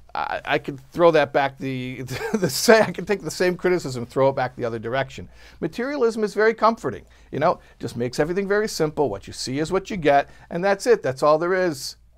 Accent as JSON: {"language": "English", "region": "Illinois", "country": "United States", "said": "I'm from Illinois."}